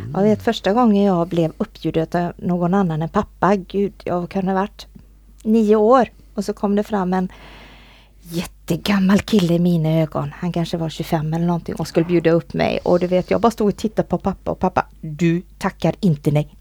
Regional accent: Borås, Västra Götaland, Sweden; Jag kommer ju från, från Borås

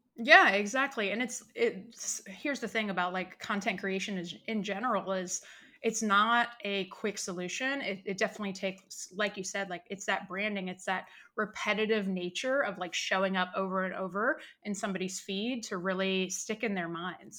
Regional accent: Richmond, Virginia, United States; moved away as an adult; now in California, United States; I'm originally from Richmond, Virginia.

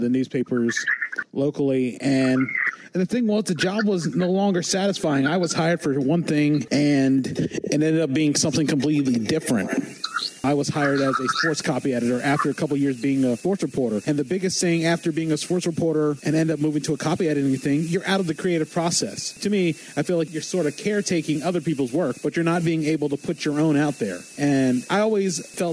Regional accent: Eastern Shore of Maryland, United States; growing up on the Eastern Shore of Maryland

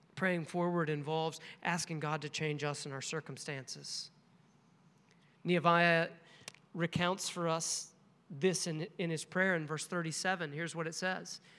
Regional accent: Nebraska, United States; this little Baptist church in my hometown. It's a tiny little town in Nebraska

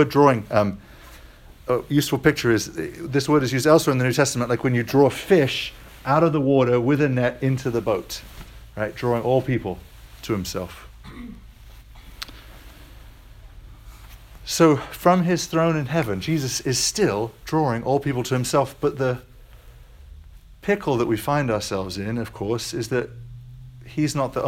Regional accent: United States; I am American

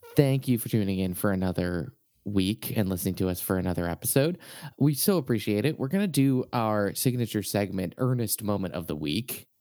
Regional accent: Boston, Massachusetts, United States; I'm from Boston

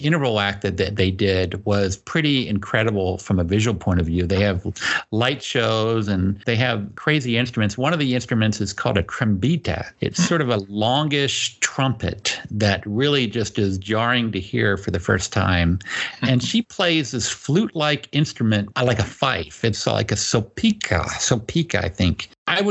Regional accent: United States; as an American

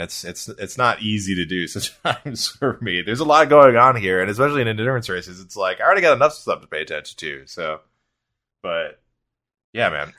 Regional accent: United States; as an American

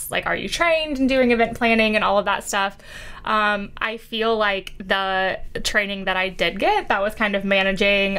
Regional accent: Iowa, United States; moved away as an adult; now in Charleston, United States; I am from Iowa.

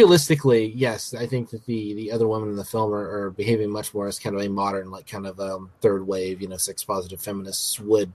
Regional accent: United States; the American on the podcast

